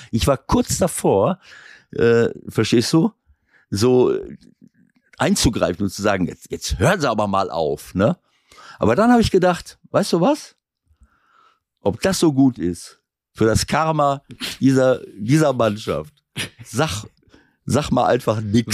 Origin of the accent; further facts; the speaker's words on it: Schloß Holte-Stukenbrock, North Rhine-Westphalia, Germany; Mein, mein Heimatverein VfB Schussholte, wo ich ja hier Mitglied bin und mich mit den Oldies immer treffe